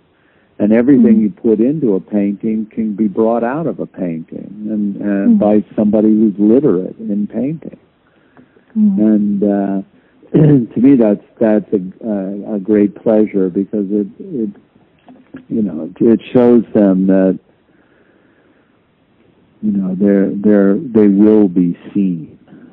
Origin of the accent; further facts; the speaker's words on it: outside of New York, United States; also born or lived in Arizona; I grew up in outside of New York in a suburb